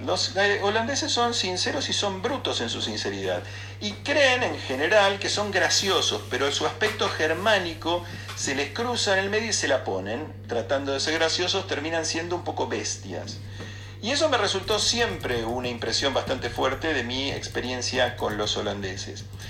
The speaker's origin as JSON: {"language": "Spanish", "region": "Buenos Aires", "country": "Argentina", "tie": "born or raised there", "also_born_or_lived": "Flores, Buenos Aires", "said": "lo real y lo cierto que tenía Villaluro para mí en los primeros nueve años de mi vida"}